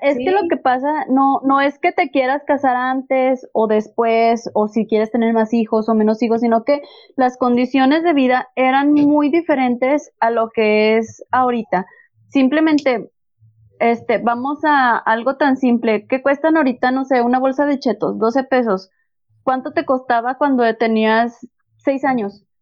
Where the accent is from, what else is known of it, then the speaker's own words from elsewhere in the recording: Gómez Palacio, Durango, Mexico; yo soy de Gómez, estaba en la, en la técnica 54